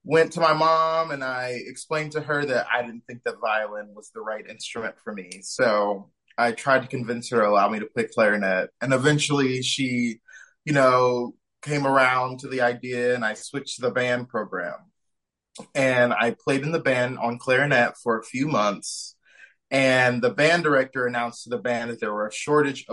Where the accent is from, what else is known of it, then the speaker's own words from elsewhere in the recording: Shaker Heights, Ohio, United States; now in Fort Worth, United States; I grew up more specifically in Shaker Heights, Ohio